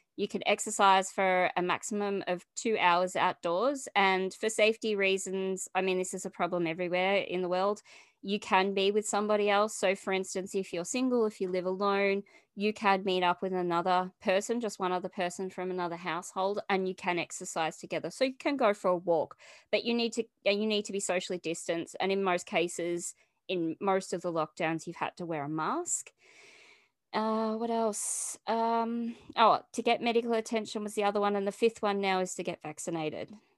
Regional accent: Australia; also born or lived in Melbourne, Victoria; I'm from Australia and I live in Melbourne

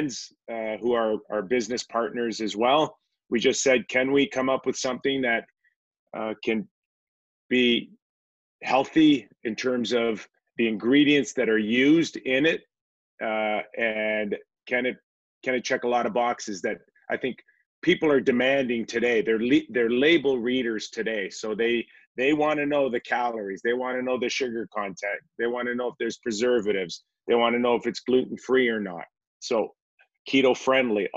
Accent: Toronto, Ontario, Canada; growing up in Toronto. My parents both immigrated from Greece

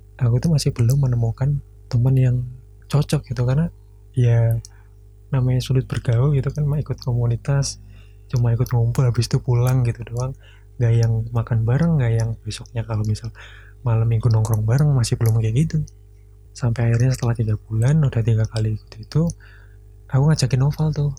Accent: Blora, Central Java, Indonesia; daerah aku di Blora

